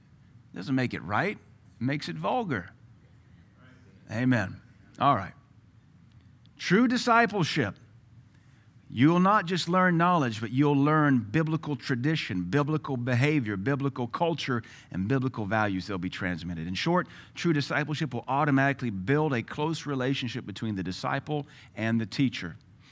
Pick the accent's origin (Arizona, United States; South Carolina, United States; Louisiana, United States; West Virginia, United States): Louisiana, United States; also born or lived in Tennessee / Seattle; I was raised in Louisiana. They have a very unique culture. Then I was raised in Tennessee, in the hills of East Tennessee, very unique culture. Then Seattle, different culture altogether.